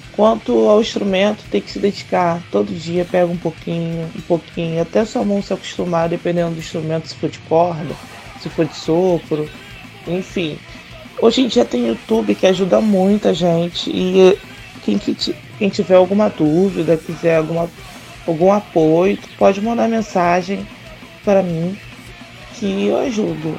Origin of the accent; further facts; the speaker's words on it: Rio de Janeiro, Brazil; Eu sou do Rio de Janeiro e eu rodo o Brasil todo tatuando